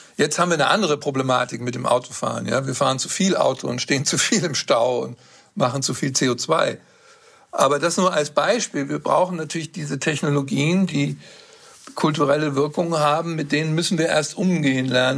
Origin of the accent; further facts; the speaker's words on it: Northern Germany, Germany; Ich bin in Norddeutschland aufgewachsen